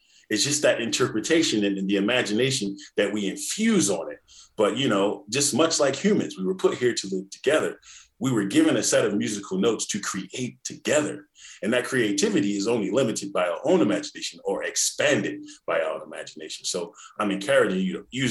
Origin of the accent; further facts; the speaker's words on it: Indiana, United States; I grew up in Indiana, where Mr. Phillips was a tuba teacher